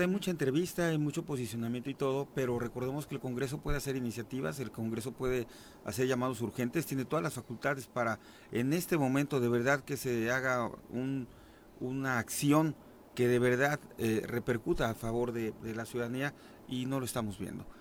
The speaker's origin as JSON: {"language": "Spanish", "town": "Huitzilac", "region": "Morelos", "country": "Mexico", "said": "la misma gente de Huitzilac"}